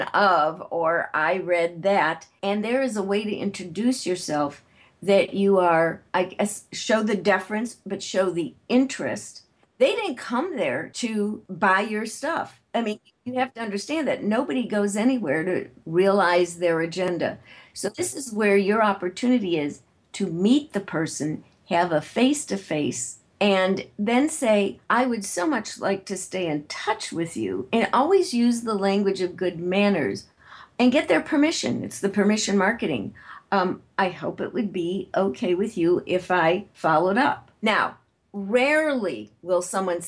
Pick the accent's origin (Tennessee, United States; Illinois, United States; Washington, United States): Illinois, United States; Chicago; moved away; I'm originally from Chicago